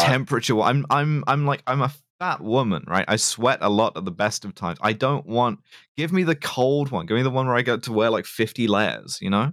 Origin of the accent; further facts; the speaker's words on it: London, United Kingdom; it's my hometown. It's, it's where I'm from